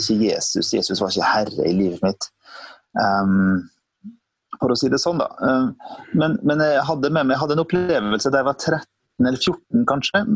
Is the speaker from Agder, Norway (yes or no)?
no; Sunndalsøra, Møre og Romsdal, Norway; moved away; kommer fra et lite sted eh, på, i Møre og Romsdal som heter for eh, Sunndalsøra. Så Det er jo det mm. fineste stedet. Eh, det er jo ikke by, da, så det når ikke Men eh, hadde det vært by, så ville det vært by nummer én. Men eh, det er jo så lite at det er ikke langt ifra by. Så der er jeg født og oppvokst